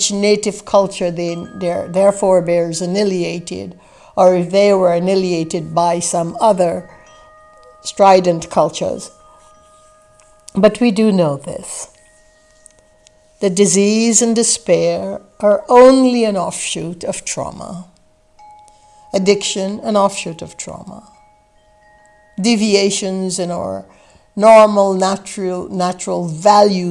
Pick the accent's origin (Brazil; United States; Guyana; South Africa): Guyana; I grew up in the British West Indies in a place called British Guiana in South America, in a village that had less than 500 inhabitants